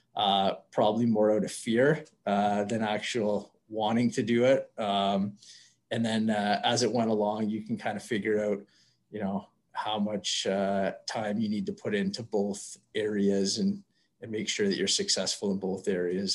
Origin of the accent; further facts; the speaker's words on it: Whitby, Ontario, Canada; I grew up in Whitby, Ontario